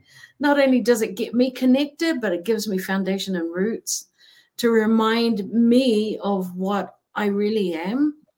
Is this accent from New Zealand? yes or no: yes; New Zealand; moved away; I was from New Zealand and the sister city was Auckland.